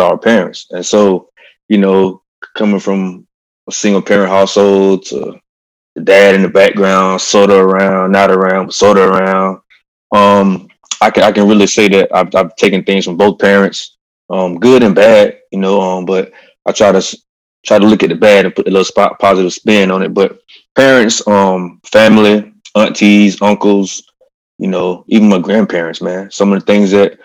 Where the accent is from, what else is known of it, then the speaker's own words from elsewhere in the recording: Eatonton, Georgia, United States; moved away as an adult; I'm from Putnam County, Eatonton, Georgia, middle of Georgia. Simple upbringing